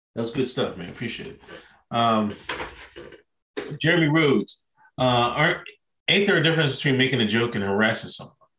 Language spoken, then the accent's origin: English; Exton, Pennsylvania, United States; I'm from Exton, fucking Pennsylvania